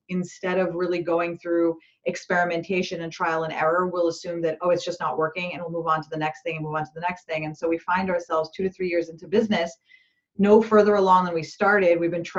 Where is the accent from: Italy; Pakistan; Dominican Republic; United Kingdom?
Pakistan; when I was a kid, I grew up in Pakistan, and we had, forced lockdowns pretty much, you know, very regularly.